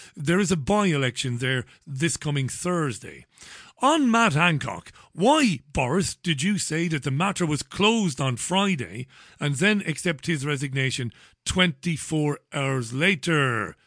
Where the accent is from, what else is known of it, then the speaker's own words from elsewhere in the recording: Ireland; now in England, United Kingdom; I'm an Irishman